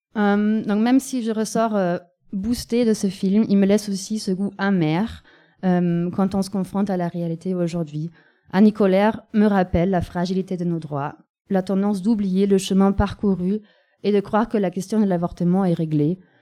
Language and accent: French; Germany; now in France; la capitale de mon pays natal